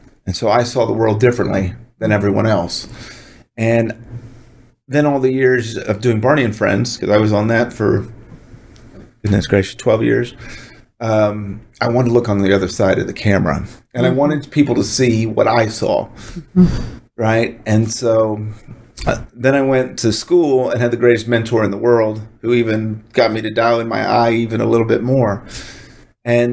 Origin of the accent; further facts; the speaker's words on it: Dallas, Texas, United States; also born or lived in Washington, D.C.; born in Washington, D.C., moved to Dallas when I was 10, kicking and screaming, and fell in love with it